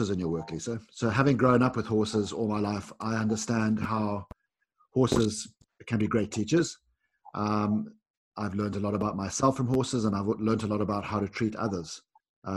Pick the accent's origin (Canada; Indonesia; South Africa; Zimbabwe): Zimbabwe; when I was a young boy growing up in Zimbabwe